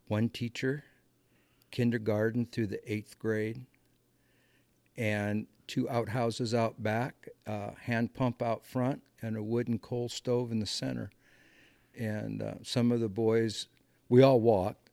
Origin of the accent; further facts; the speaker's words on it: Muscatine, Iowa, United States; moved away as an adult; I grew up in a in a small farming community, um, Muscatine, Iowa